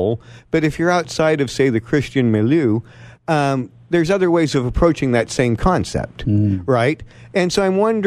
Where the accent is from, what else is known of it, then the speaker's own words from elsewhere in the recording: the South, United States; I was raised in the South